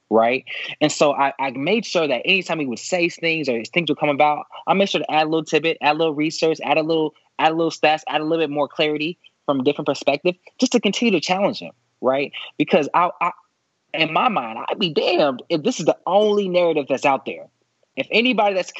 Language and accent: English; Dallas, Texas, United States; I'm from Dallas, Texas. And so I grew up in the South.